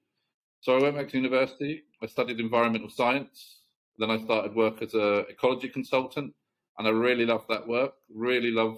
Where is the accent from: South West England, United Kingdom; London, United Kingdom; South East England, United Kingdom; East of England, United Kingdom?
East of England, United Kingdom; South Cambridgeshire; moved away as an adult; now in Chennai, India; I grew up in a South Cambridgeshire village, very, very small, very quiet rural town